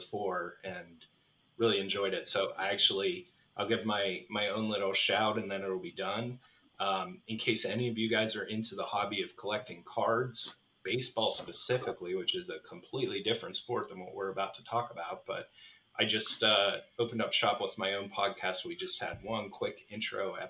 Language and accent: English; Midwest, United States; moved away as an adult; now in San Diego, United States; originally raised in the Midwest